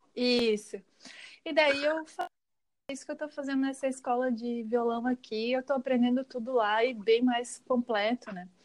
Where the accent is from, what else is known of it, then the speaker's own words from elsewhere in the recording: Joinville, Santa Catarina, Brazil; moved away; Joinville, onde eu morava, né, onde eu cresci.